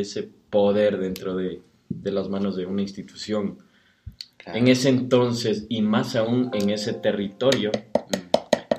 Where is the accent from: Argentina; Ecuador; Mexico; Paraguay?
Ecuador; Quevedo, Los Ríos; yo soy de Quevedo